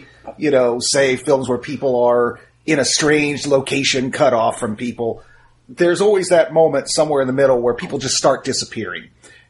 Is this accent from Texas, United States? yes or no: yes; South Texas, United States; I'm from South Texas, and I'm Latino.